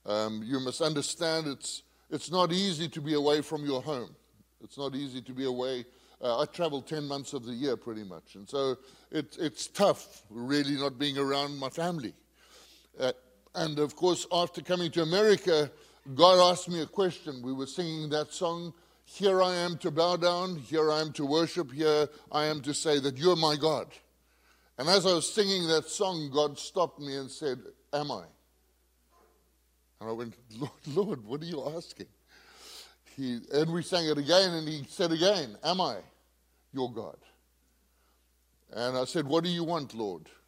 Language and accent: English; Zambia; moved away as an adult; also born or lived in Zimbabwe; I was born in Zambia, I spent many years there until I finished my schooling, and then moved to a place called Zimbabwe.